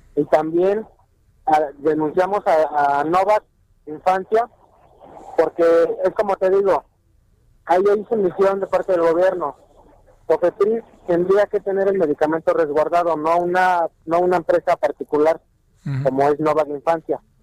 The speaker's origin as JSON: {"language": "Spanish", "country": "Mexico", "said": "nosotros tenemos como mexicanos"}